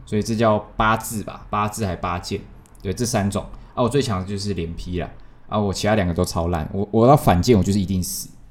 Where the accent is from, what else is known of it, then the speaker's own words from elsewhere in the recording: Tainan, Taiwan; 我们台南人